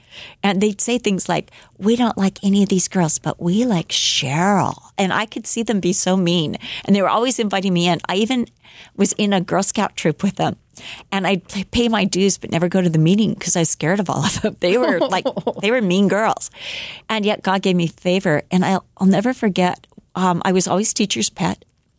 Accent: Huntington Beach, California, United States; born there; By the time I was in kindergarten, I was born in Huntington Beach. So he was pastoring the Four Square Church of Huntington Beach.

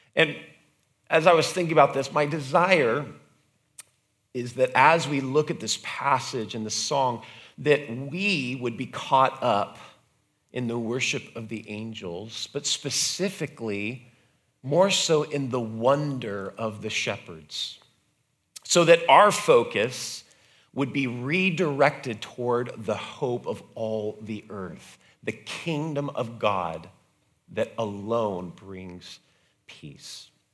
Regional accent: United States; being an American

